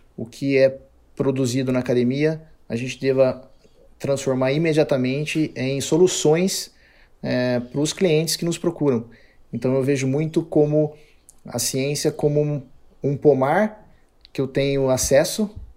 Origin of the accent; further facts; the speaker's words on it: Campinas, São Paulo, Brazil; sou de Campinas